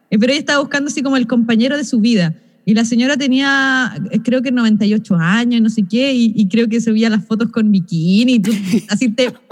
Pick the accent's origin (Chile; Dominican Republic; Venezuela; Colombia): Chile; ay, que todos nosotros somos chilenos